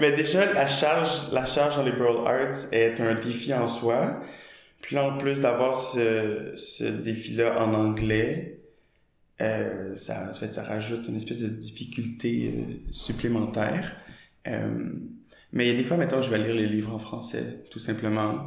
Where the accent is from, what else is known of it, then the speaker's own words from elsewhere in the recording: Montreal, Quebec, Canada; accent: Québécois; first language French; j'ai grandi à Montréal, dans le nord, dans un quartier